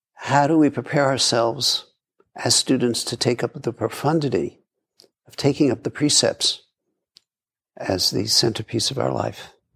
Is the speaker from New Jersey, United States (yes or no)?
no; New York City, New York, United States; I grew up in Brooklyn